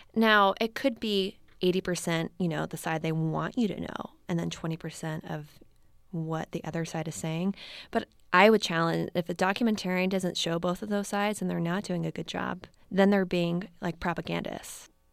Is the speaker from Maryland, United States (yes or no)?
yes; Baltimore, Maryland, United States; also born or lived in Missouri / Washington, D.C.; now in San Francisco, United States; I am originally from Baltimore